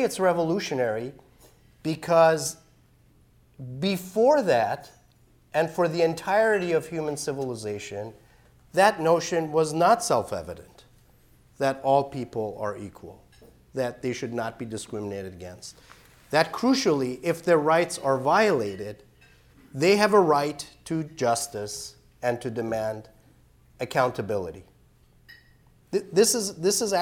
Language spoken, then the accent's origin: English; Iran; now in United States; I'm an immigrant. I was born and raised in Iran